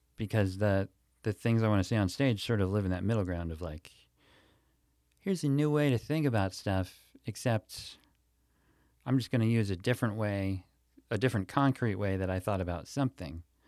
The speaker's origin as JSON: {"language": "English", "town": "Pittsburgh", "region": "Pennsylvania", "country": "United States", "tie": "born or raised there", "moved": "yes", "said": "I grew up in Pittsburgh when I was a little kid"}